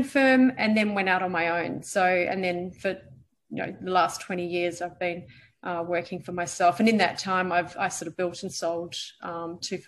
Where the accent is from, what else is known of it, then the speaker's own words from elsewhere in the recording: New Zealand; moved away as an adult; also born or lived in Perth, Western Australia, Australia; I was born in Perth. And when I was about 7 or 8 years old, I moved over to New Zealand and spent the next 10 years growing up there.